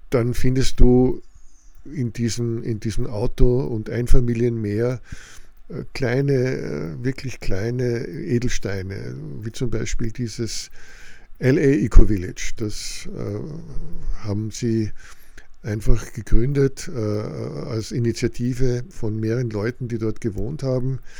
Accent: Austria; das ist doch alles bei uns in Österreich Realität.

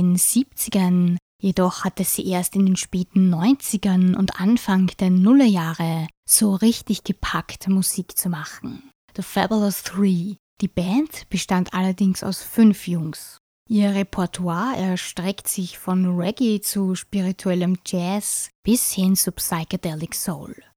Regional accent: St. Pölten, Lower Austria, Austria; So wie ich an meiner Heimatstadt St. Pölten hänge

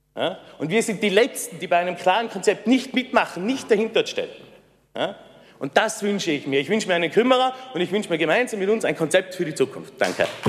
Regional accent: Innsbruck, Tyrol, Austria; Ich bin in der Markthalle aufgewachsen. Seit ich ein kleiner Bub bin, bin ich da drei Nummer gewesen

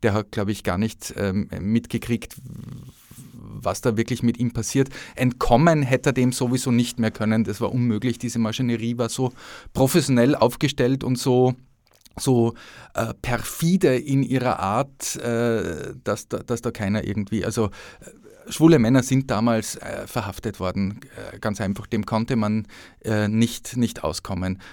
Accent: Upper Austria, Austria; also born or lived in Innsbruck; now in Vienna, Austria; als Oberösterreicher

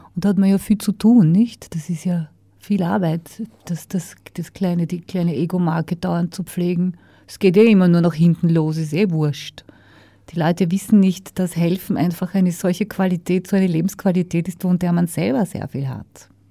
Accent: Austria; also born or lived in United States / Germany / France / Switzerland

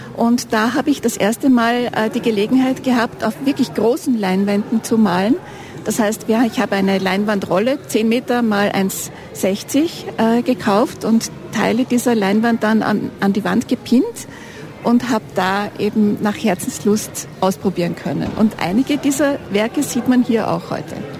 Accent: Vienna, Austria; moved away as an adult; also born or lived in Sweden; now in Ennstal, Austria; lebe seit 2009 hier im Enstal, bin vorher in Wien groß geworden, geboren in Schweden

